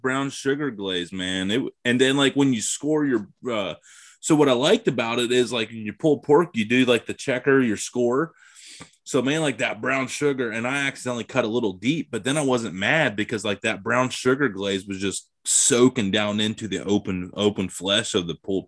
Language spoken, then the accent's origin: English; Ohio, United States; I'm from Ohio